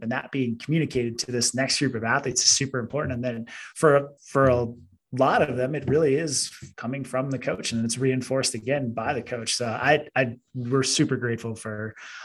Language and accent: English; Massachusetts, United States; We grew up in Massachusetts